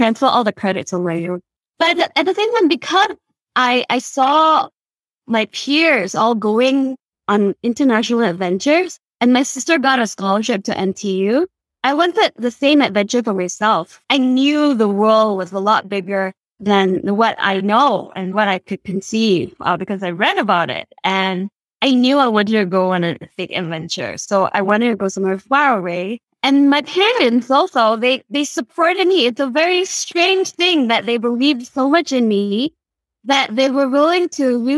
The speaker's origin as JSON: {"language": "English", "region": "Kuala Lumpur", "country": "Malaysia", "tie": "born or raised there", "first_language": "Cantonese", "second_language": "English", "moved": "as an adult", "lives_now": "United States", "said": "I'm actually from Kuala Lumpur. It's in the city"}